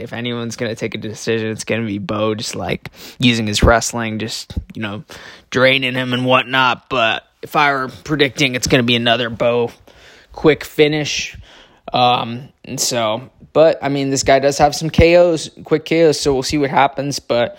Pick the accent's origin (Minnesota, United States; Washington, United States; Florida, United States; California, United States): California, United States; now in St. Louis, United States; I'm also from California. I live in an area that I live in near St. Louis area now.